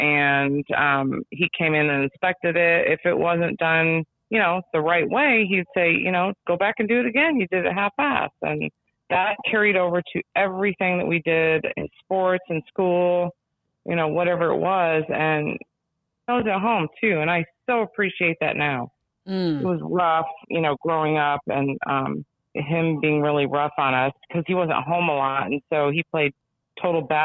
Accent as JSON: {"language": "English", "town": "Northbrook", "region": "Illinois", "country": "United States", "tie": "born or raised there", "said": "we grew up in Northbrook on a very, very tight street."}